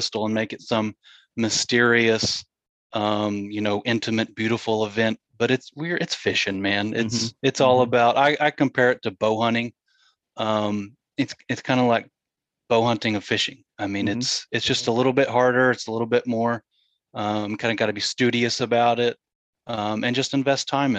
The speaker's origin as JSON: {"language": "English", "town": "Marlow", "region": "Oklahoma", "country": "United States", "tie": "born or raised there", "said": "I grew up in Southwest Oklahoma, in Marlow, Oklahoma"}